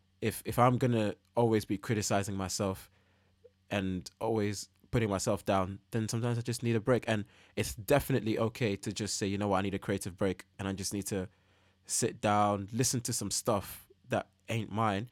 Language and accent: English; Oman; now in United Kingdom; Because, you know, like where I grew up in Oman, like it's a very quiet country.